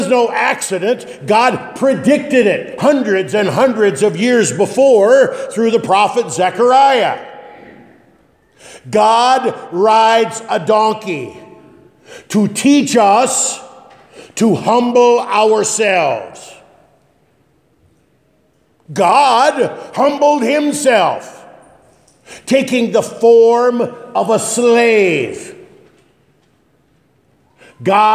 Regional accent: Northeast Nebraska, United States; when I was a youngster growing up in Northeast Nebraska

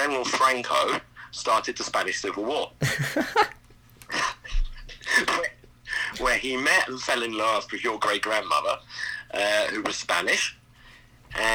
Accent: South East England, United Kingdom; accent: English; moved away as an adult; also born or lived in Germany; I'm from the southeast of England. That's where I was kind of like raised.

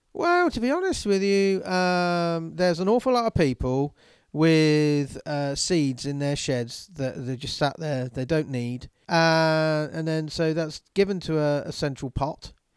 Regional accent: England, United Kingdom; I'm English

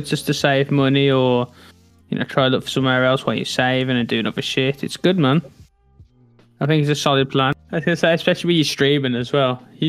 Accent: Black Country, West Midlands, United Kingdom; No, I'm not Irish. No, I'm from a place. If you Google it, it's called the Black Country. It's next to a place called Birmingham. I have a very like very strong accent.

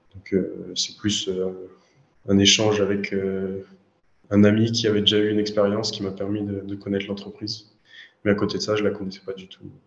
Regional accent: Orléans, Centre-Val de Loire, France; je suis d'Orléans en France, c'est euh, on va dire 100 km au sud de Paris. je suis né ici, j'ai fait mes études ici

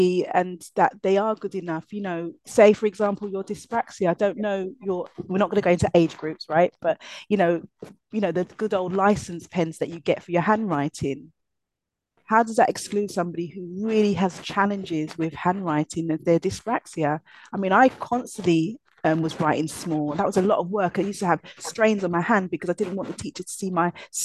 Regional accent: London, United Kingdom; a young black girl growing up in East London.

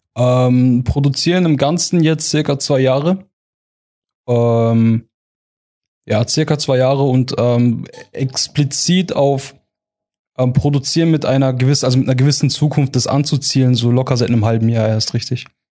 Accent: Heilbronn region, Baden-Württemberg, Germany; also born or lived in Eppingen; Ich ähm, komme aus der Region Heilbronn, wohne derzeit in Eppingen

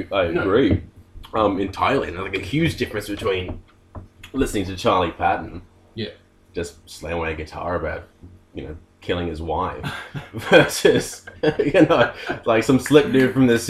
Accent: Wollongong, New South Wales, Australia; Yeah, I was born in Wollongong.

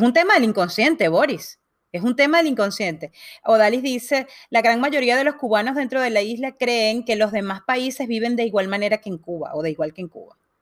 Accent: Venezuela; moved away; yo vengo de Venezuela y, y de alguna manera crecí viendo este, este, gobierno

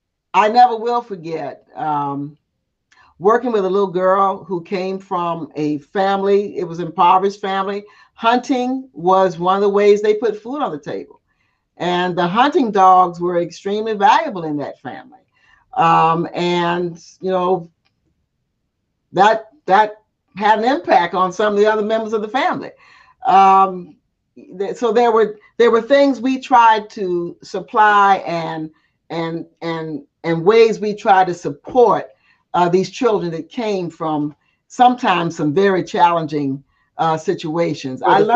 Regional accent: the South, United States; accent: Southern; my pattern of speech, you know, my Southern accent, you know, which I never got rid of, which is so funny, all the years I spent outside of the South.

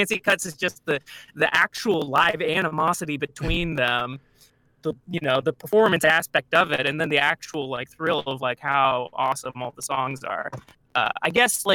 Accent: California, United States; moved away as an adult; also born or lived in Chicago; I am from California originally

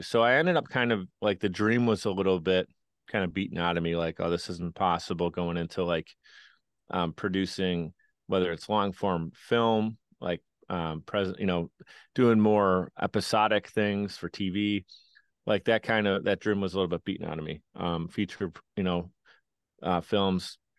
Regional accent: Buffalo, New York, United States; I grew up in Buffalo, New York

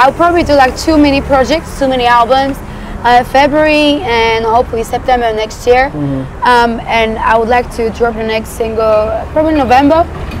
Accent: Poland; I ate that shit growing up in Poland.

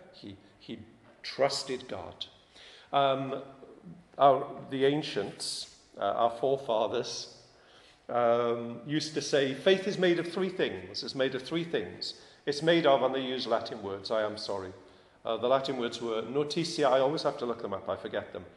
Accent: United Kingdom; I'm British

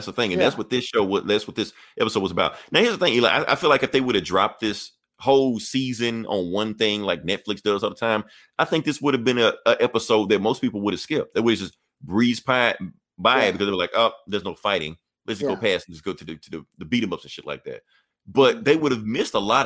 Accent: United States; we're American.

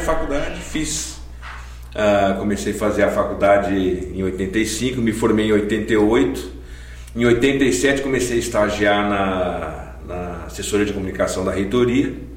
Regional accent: São Caetano do Sul, São Paulo, Brazil; also born or lived in Campinas; a minha infância, eu morava em São Paulo, em São Caetano, e desde pequenininho a, a nossa igreja em São Caetano era a igreja metodista

